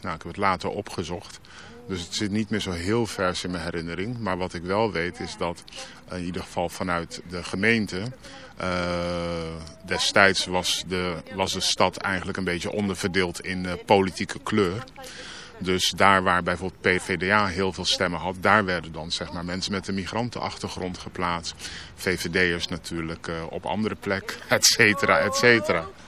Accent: Rotterdam, South Holland, Netherlands; Ik ben van Rotterdam, ik ben van West.

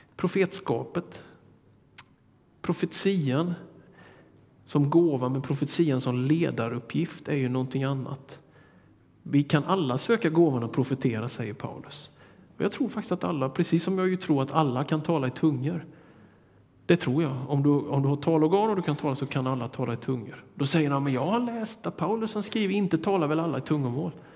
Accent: Småland highlands, Sweden; från min hembygd

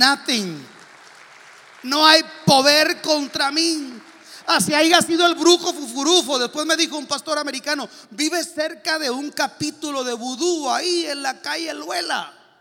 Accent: Mexico; now in United States; soy mexicano

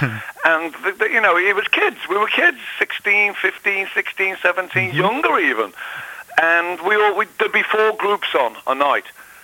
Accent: Liverpool, North West England, United Kingdom; moved away as an adult; now in Florida, United States; I was brought up in Liverpool, England

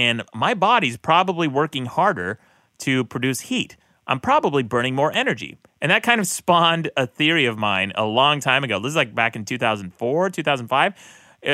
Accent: Utah, United States; I grew up in Utah

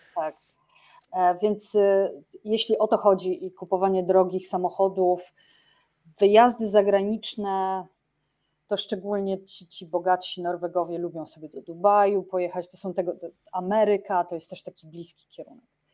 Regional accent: Olsztyn, Warmian-Masurian Voivodeship, Poland; now in Oslo, Norway; wyjściowa jestem z Olsztyna

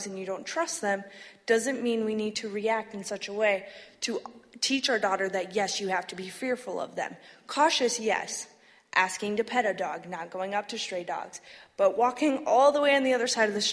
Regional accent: Flint, Michigan, United States; I grew up in Flint

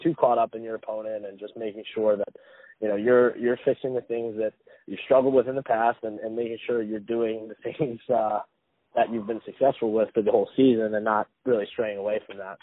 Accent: United States; being American

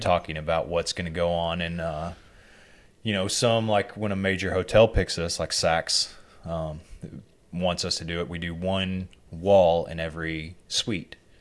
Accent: Arkansas, United States; growing up in Arkansas, to earn a living, you have to be willing to do whatever

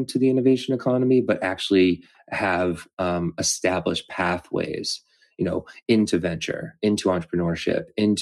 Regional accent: Massachusetts, United States; moved away; also born or lived in Los Angeles; I grew up in Massachusetts and knew Endicott

